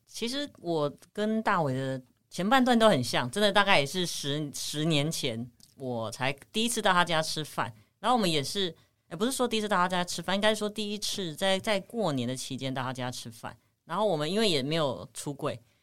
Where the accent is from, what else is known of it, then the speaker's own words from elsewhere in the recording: Taipei, Taiwan; 我们都是台北人，就比较没有办法过夜